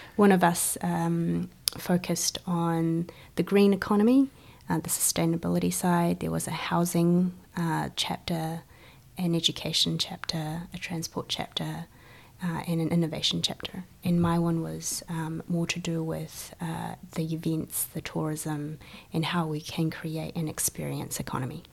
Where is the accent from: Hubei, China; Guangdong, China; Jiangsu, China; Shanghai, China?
Guangdong, China; Guangzhou; also born or lived in New Zealand; now in Christchurch, New Zealand; So, I am uh, Chinese born. Um, I come from Guangzhou, China